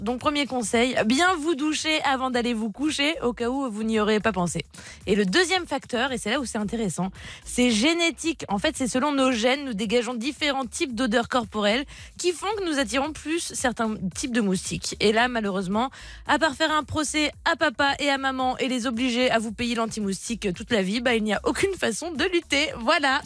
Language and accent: French; Tourcoing, Hauts-de-France, France; also born or lived in Marcq-en-Barœul; nous, on est du nord, la famille. On vient de Tourcoing, marc en barreul donc vraiment dans le nord du nord de la France.